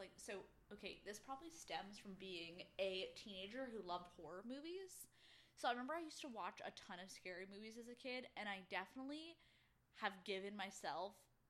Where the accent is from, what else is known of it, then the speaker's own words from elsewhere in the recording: Bermuda; So the home I grew up in Bermuda, we were in a neighborhood